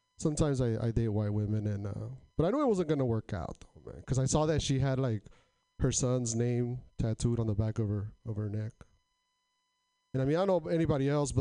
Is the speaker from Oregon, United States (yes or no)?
yes; Portland, Oregon, United States; I'm from Portland